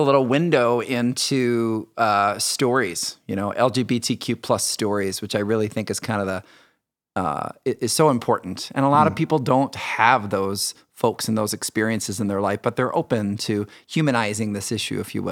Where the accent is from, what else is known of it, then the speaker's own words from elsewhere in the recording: Michigan City, Indiana, United States; I grew up in Michigan City, Indiana.